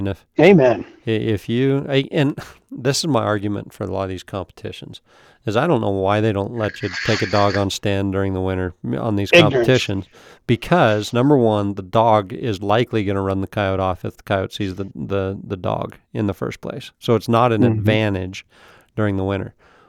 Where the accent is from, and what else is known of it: Idaho, United States